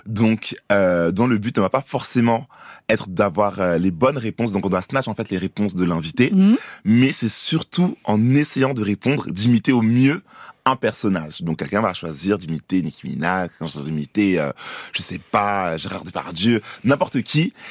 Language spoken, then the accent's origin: French; Côte d’Ivoire; moved away; also born or lived in Paris, France; je, suis né à Paris, mais j'ai grandi aussi en Côte d'Ivoire. Longtemps, je suis allé à l'école